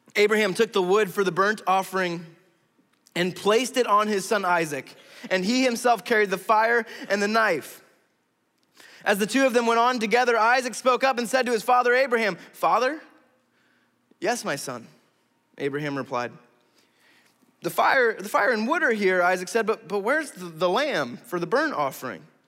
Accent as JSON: {"language": "English", "country": "United States"}